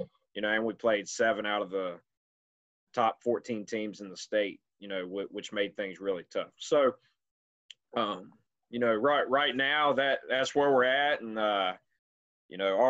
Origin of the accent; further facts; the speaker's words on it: Pearisburg, Virginia, United States; I grew up in Parrisburg, Virginia, attended Giles High School